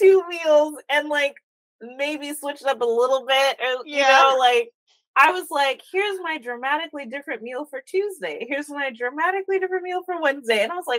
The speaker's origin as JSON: {"language": "English", "town": "Norcross", "region": "Georgia", "country": "United States", "tie": "born or raised there", "said": "when I grew up in Norcross, we had a 3-story townhome."}